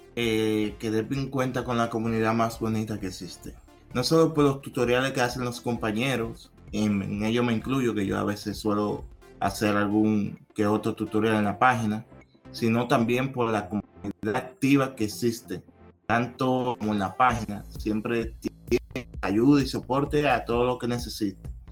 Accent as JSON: {"language": "Spanish", "country": "Dominican Republic", "said": "soy de República Dominicana"}